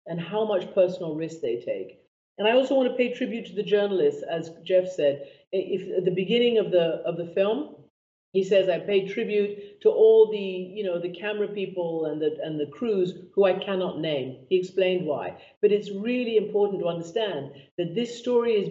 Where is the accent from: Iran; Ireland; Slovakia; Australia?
Iran; moved away; I lived in Iran and I grew up in Iran.